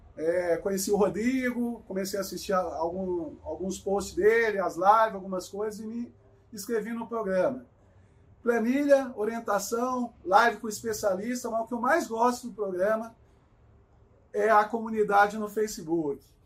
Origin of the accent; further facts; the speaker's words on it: Cruzeiro, São Paulo, Brazil; moved away as an adult; now in São Paulo, Brazil; sou nascido e criado em Cruzeiro, Vale do Paraíba, aqui no interior de São Paulo. Moro há 16 anos aqui na capital